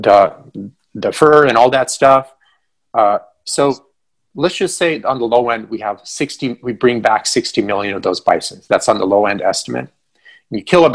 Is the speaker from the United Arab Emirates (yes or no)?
no; Ukraine; moved away; I'm from Ukraine, but back then it was all one country.